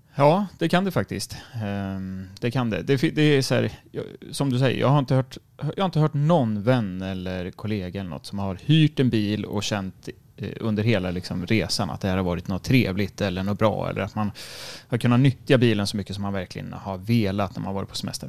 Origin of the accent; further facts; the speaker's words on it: Sweden; som svensk